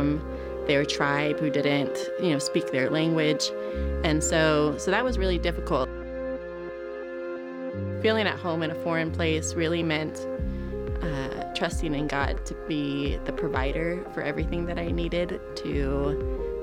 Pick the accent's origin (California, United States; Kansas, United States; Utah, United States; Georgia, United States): California, United States; moved away as an adult; now in Ghana; I was born and raised in California, but now I live in Ghana, West Africa